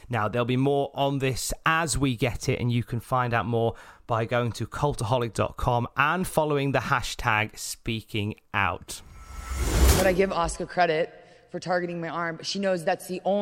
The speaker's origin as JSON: {"language": "English", "town": "Birmingham", "region": "West Midlands", "country": "United Kingdom", "said": "We never really got to work with each other, but we're both from Birmingham. The chances are of all these lads from the West Midlands being able to make names for themselves in the WWE"}